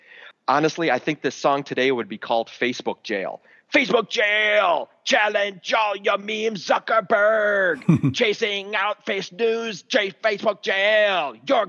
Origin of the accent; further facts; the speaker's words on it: Appleton, Wisconsin, United States; my hometown, Appleton, Wisconsin.